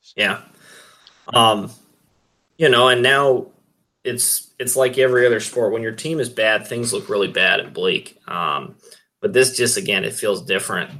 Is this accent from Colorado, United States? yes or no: yes; Greeley, Colorado, United States; I was a little kid growing up in Greeley